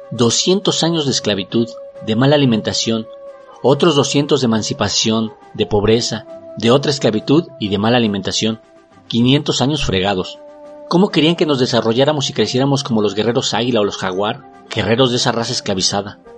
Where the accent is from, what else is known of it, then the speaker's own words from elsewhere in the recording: Mexico; Y es que si somos los mexicanos, somos racistas y clasistas.